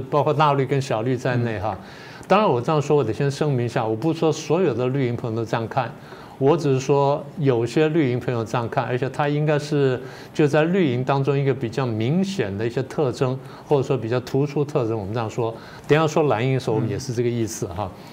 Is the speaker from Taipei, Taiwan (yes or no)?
yes; Taipei, Taiwan; 我小的时候生长的环境，我家前面有池塘，后面有山什么等等。虽然同样是在台北